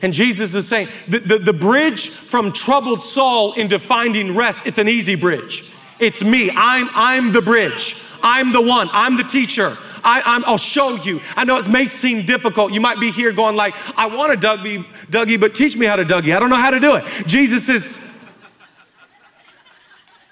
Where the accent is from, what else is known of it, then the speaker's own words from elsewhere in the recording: Oak Harbor, Washington, United States; now in Los Angeles, United States; We grew up in Oak Harbor, Washington